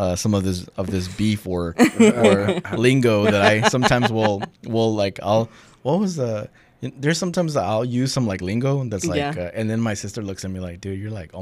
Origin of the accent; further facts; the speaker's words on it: Salinas, California, United States; accent: Californian; I was born in Salinas